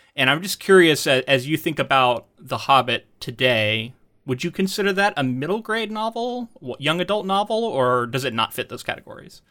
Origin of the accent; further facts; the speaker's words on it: Florida, United States; moved away; I'm from Florida